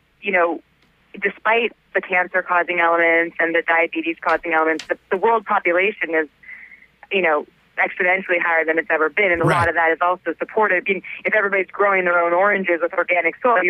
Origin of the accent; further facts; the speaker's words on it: West Coast, United States; now in New York, United States; No, I'm from the West Coast.